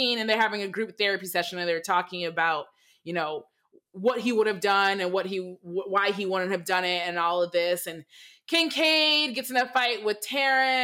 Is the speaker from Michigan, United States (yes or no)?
yes; Michigan, United States; I'm from Michigan, and I grew up also in an all-white neighborhood